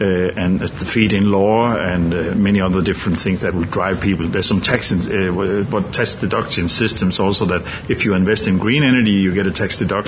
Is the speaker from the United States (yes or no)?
no; Denmark; I'm from Denmark, as you said, and Denmark is a green country in many ways also. So I'm from a community in Denmark